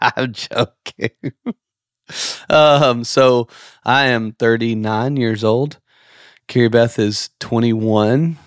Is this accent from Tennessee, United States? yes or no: yes; outside of Memphis, Tennessee, United States; moved away as an adult; also born or lived in Nashville, Tennessee / Miramar Beach, Florida; now in Santa Rosa Beach, United States; we grew up outside of Memphis, lived in Nashville